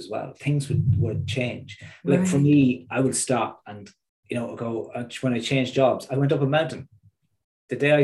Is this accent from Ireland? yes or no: yes; Midlands, Ireland; moved away; also born or lived in East Coast, north of Dublin; I'm from the Midlands. I'm from a part of the country that time moves slower.